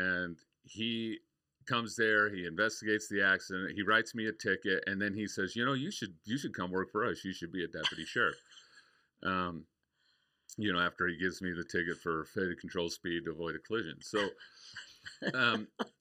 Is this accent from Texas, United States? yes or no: no; Idaho, United States; moved away as an adult; now in Arizona, United States; I grew up in Idaho on a farm.